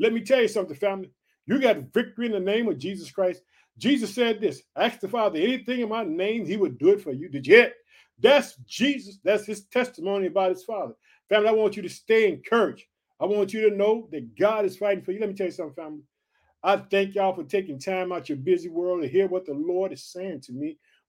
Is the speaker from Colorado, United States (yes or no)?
no; Illinois, United States; the state of Illinois, which is my home state. Guess what? I reside in the state of Illinois